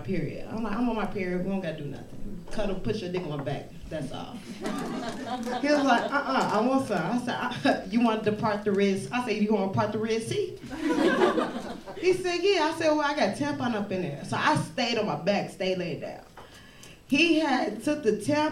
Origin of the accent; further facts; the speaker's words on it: Chicago, Illinois, United States; I am from the West Side of Chicago